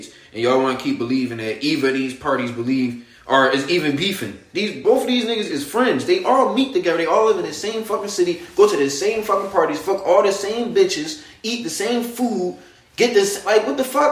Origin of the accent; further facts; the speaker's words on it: United States; I'm from America